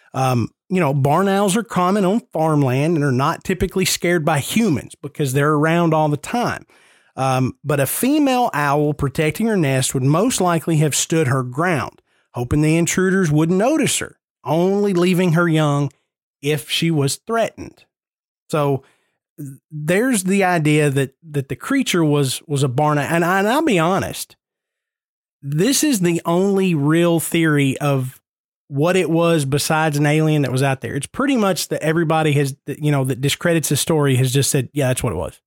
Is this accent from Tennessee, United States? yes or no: yes; Nashville, Tennessee, United States; I'm born and raised in Nashville. I grew up ten minutes from downtown Nashville